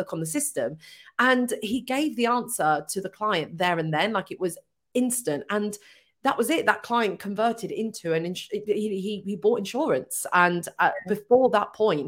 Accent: Hitchin, East of England, United Kingdom; I'm from Hitchin.

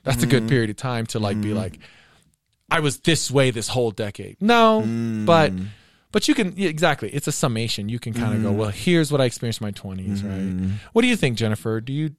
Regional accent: Southern US, United States; Well, I didn't grow up in the South, but I'm from the South.

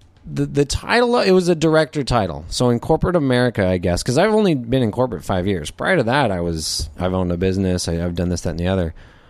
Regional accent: Las Vegas, Nevada, United States; I'm West Coast. I mean, that's, you know, born and raised in Vegas.

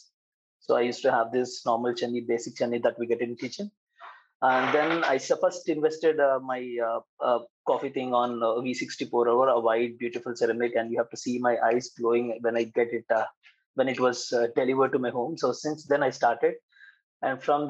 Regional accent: Hyderabad, Telangana, India; I'm from Hyderabad.

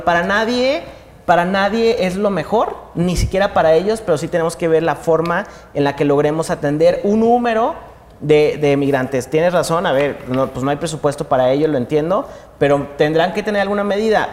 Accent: Mexico; lo que somos como mexicanos

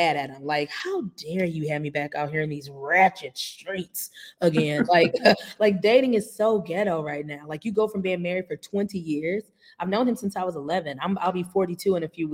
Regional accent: St. Louis, Missouri, United States; moved away as an adult; also born or lived in Los Angeles / Chicago; now in Atlanta, United States; I was in St. Louis, Missouri. That was where I was raised, born and raised

